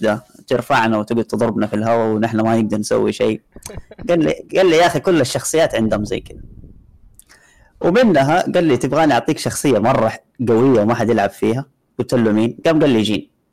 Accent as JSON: {"language": "Arabic", "town": "Jeddah", "region": "Makkah Province", "country": "Saudi Arabia", "said": "هنا عندنا بجده"}